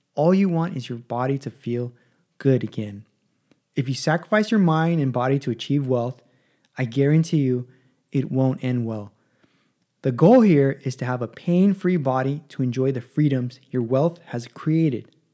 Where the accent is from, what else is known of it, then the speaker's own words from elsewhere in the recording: Los Angeles, California, United States; also born or lived in San Diego / Palm Springs; I was born in Los Angeles